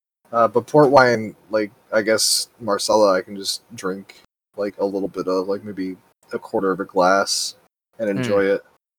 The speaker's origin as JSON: {"language": "English", "country": "United States"}